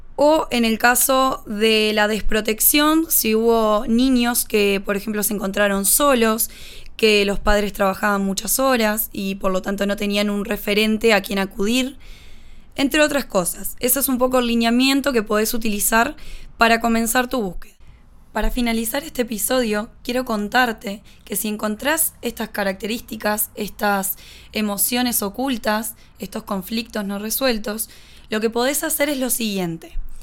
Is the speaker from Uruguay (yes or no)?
yes; Uruguay; Soy uruguaya, tengo 28 años